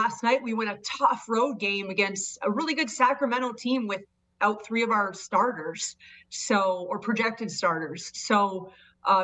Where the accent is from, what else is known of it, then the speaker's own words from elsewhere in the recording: Canada; I grew up in Canada